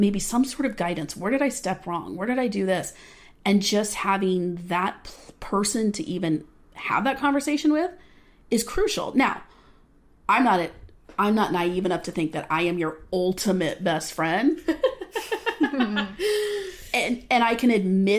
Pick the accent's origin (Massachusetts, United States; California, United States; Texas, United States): California, United States; Southern; Born and raised in Southern California